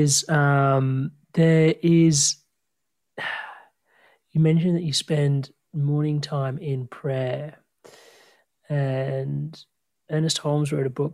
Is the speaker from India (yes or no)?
no; Australia; I was born in Australia